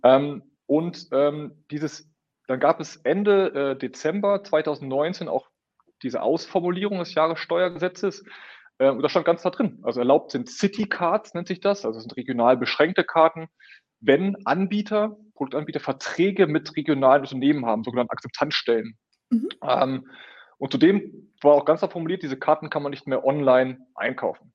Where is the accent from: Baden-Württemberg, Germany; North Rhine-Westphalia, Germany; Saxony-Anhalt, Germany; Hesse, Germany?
North Rhine-Westphalia, Germany; Münster; Auch wir Münsteraner